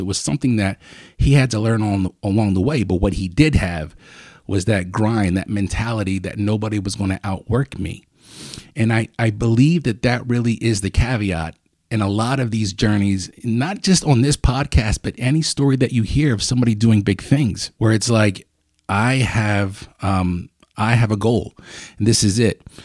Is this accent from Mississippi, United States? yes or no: no; Lancaster, Pennsylvania, United States; I grew up on Fourth, Fourth and Coral, right there